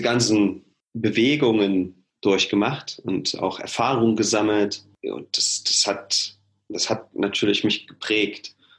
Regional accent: Halle, Saxony-Anhalt, Germany; moved away as an adult; now in Leipzig, Germany; ich komme aus Halle ursprünglich, bin da groß geworden

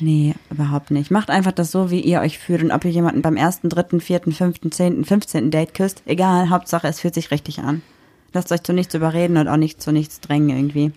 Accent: Düsseldorf, North Rhine-Westphalia, Germany; ich bin 26 Jahre alt und ich komme aus Düsseldorf.

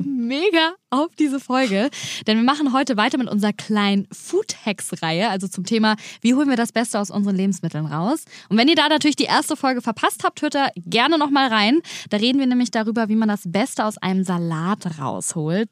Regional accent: Germany; hier bei uns in Deutschland

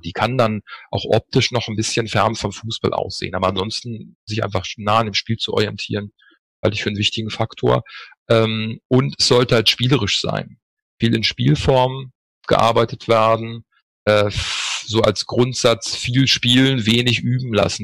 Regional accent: Northern Germany, Germany; moved away as an adult; also born or lived in Freiburg / Düsseldorf; now in Cologne, Germany; Habe im Norden angefangen, wo ich geboren bin

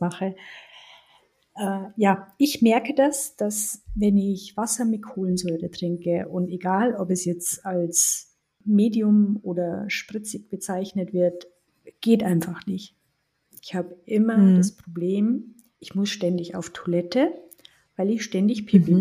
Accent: Germany; bei uns in Deutschland

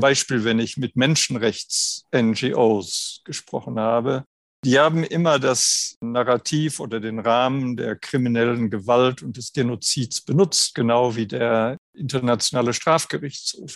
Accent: Germany; Ich bin 1951 geboren in Deutschland

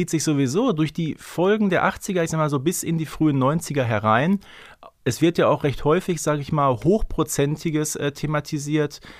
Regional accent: North Rhine-Westphalia, Germany; Also ganz ehrlich, man würde bei uns im Ruhrgebiet sagen, der ist rotzevoll

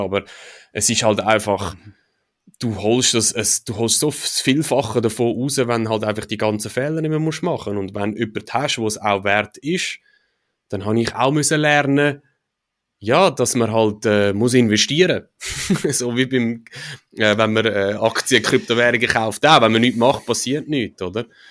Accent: Switzerland; als Schweizer oder in der Schweiz

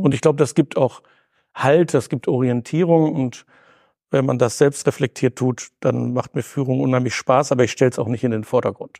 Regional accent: Bielefeld, North Rhine-Westphalia, Germany; bin in Bielefeld zur Schule gegangen, bin hier geerdet und fühle mich als Ostwestfale wie in Bielefeld heimisch.

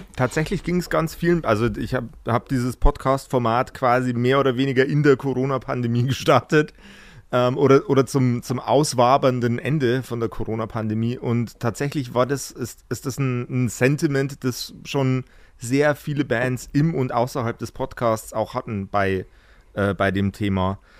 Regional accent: Regensburg, Bavaria, Germany; ich komme aus, aus dem Eck Regensburg

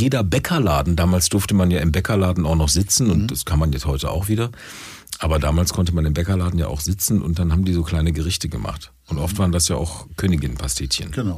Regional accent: Duisburg, North Rhine-Westphalia, Germany; in Duisburg bin ich ja als Kind groß geworden bei Oma und Opa.

